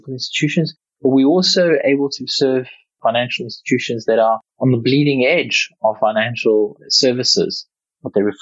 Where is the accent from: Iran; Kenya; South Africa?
South Africa; growing up in South Africa